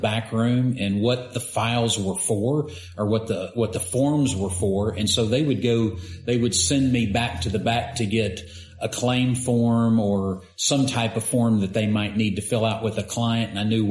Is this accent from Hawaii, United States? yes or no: no; Rogers, Arkansas, United States; Born and raised. Born and raised in Rogers